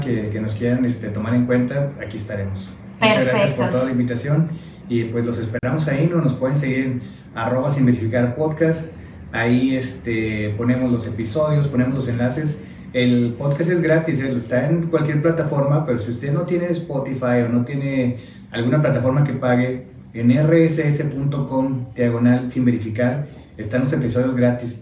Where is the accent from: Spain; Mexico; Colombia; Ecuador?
Mexico; now in United States; como mexicano, nos cuesta mucho trabajo decir